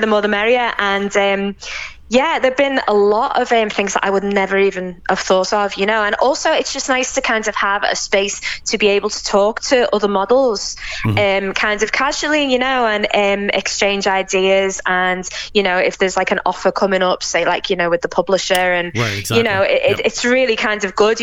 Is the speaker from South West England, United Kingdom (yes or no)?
no; Liverpool, North West England, United Kingdom; accent: English; moved away as an adult; now in Jaén, Spain; I am English, obviously, by my accent. I was born in Liverpool in the UK, but I actually spend my time between Spain and the UK.